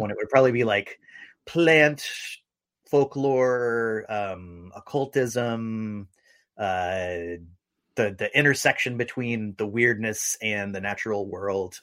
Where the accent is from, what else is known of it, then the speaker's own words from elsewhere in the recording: St. Augustine, Florida, United States; now in Seattle, United States; I'm living in Seattle, Washington, and I'm originally from St. Augustine, Florida